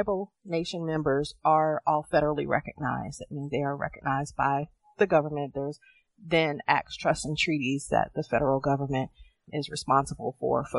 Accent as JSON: {"language": "English", "town": "Roanoke", "region": "Virginia", "country": "United States", "tie": "born or raised there", "also_born_or_lived": "California", "said": "I was born and raised in Roanoke, Virginia"}